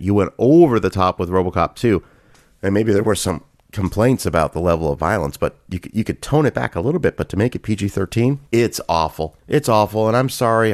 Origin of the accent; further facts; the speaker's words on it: Canada; I grew up in Canada